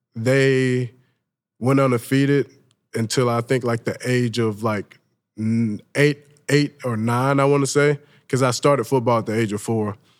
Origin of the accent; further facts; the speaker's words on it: Saraland, Alabama, United States; moved away as an adult; also born or lived in Mobile, Alabama / Southern California / East Tennessee; now in Knoxville, United States; Growing up in Mobile, Alabama